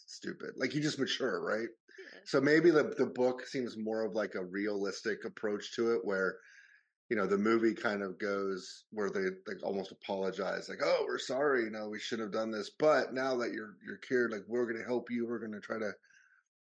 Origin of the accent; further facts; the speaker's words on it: United States; moved away as an adult; now in London, United Kingdom; growing up in America